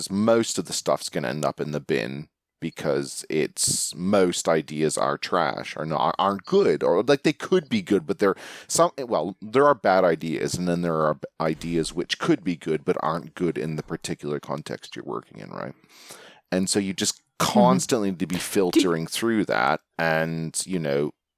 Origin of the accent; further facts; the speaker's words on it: Canada; I'm Canadian